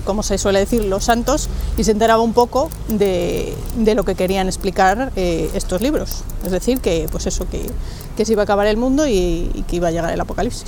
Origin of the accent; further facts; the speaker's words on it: Quiruelas, Castile and León, Spain; somos de Quirulas